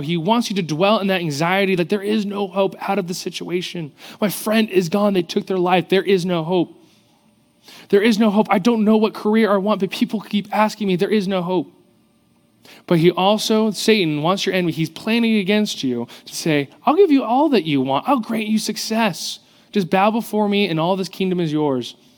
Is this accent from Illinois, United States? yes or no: no; South Orange County, California, United States; growing up in South Orange County, I grew up around pools and the ocean.